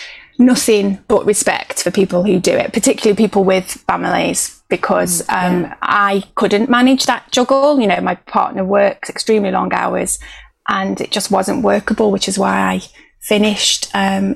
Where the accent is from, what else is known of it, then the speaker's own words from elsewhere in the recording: Stoke-on-Trent, West Midlands, United Kingdom; now in South London, United Kingdom; I'm from a place called Stoke-on-Trent, which is sort of in the northwest of the Midlands, which is where I grew up.